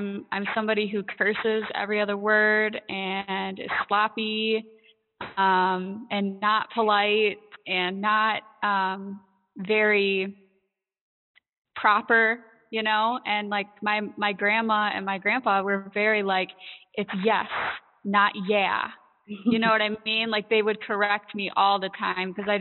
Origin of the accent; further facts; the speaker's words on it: Michigan, United States; So I grew up in Michigan. I still live here